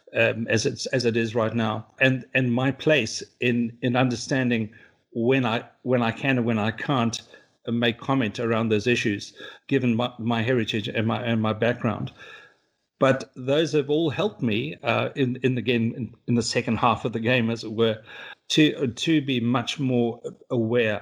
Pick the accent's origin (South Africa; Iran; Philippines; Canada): South Africa; also born or lived in New Zealand; now in London, United Kingdom; I am South African by birth